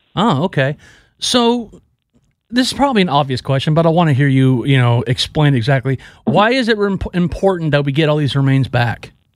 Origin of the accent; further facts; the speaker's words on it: Texas, United States; I'm from Texas and people from Texas love being from Texas